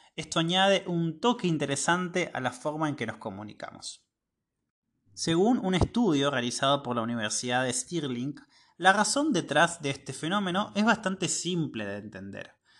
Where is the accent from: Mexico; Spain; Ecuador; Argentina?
Argentina; soy de Argentina